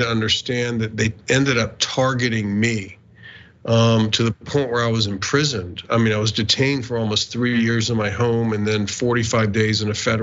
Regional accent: Northeast Florida, United States; I grew up in Northeast Florida

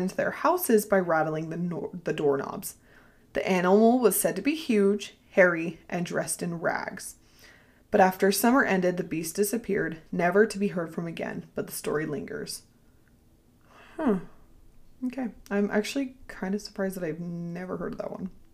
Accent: Ohio, United States; I am from Ohio

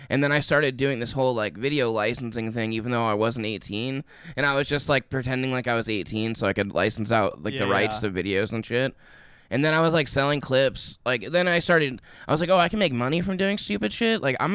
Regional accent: Indiana, United States; I'm from Indiana

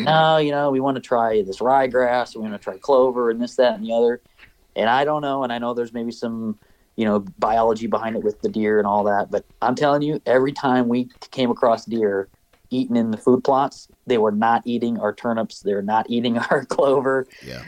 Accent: Minnesota, United States; growing up in Minnesota and hunting on public land

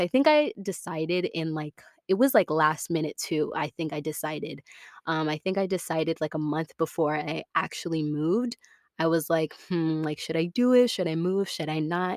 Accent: Tampa, Florida, United States; moved away as an adult; I was born and raised in Tampa, Florida.

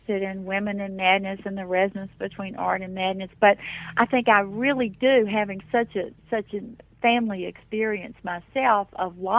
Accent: Appalachian mountains, United States; moved away; my own growing up in the mountains

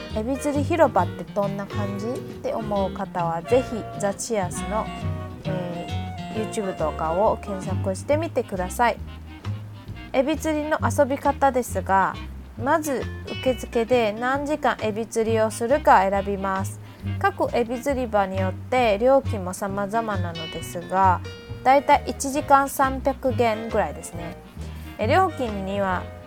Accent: Tainan, Taiwan; 私の地元台南

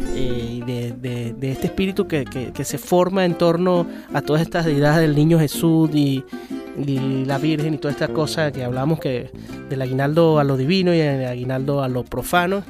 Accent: Mérida, Venezuela; Yo que soy de Mérida, que viví mm, mi juventud y mi niñez allá en Mérida

